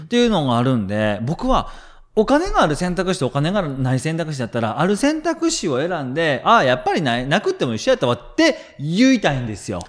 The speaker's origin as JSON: {"language": "Japanese", "region": "Kansai", "country": "Japan", "said": "僕関西人なんで"}